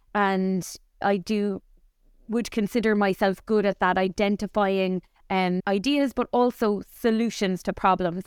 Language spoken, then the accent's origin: English; Cork, Munster, Ireland; grew up here in Cork, but my family is all from the west of Ireland, from Mayo and Sligo. So, to Cork people, we were actually considered blow-ins, even though myself and my three brothers were all born and reared in Cork